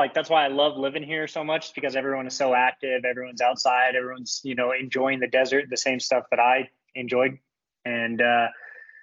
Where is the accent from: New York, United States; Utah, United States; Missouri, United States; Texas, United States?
Utah, United States; St. George; St. George as much as possible because it's my hometown